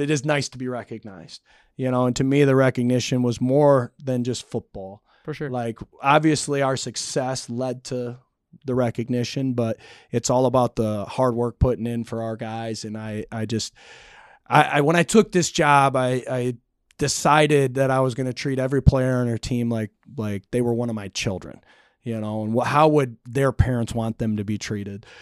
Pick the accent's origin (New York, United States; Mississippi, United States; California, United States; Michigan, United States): Michigan, United States; Montrose; moved away as an adult; now in Big Rapids, United States; I'm a small town guy. I grew up in Montrose.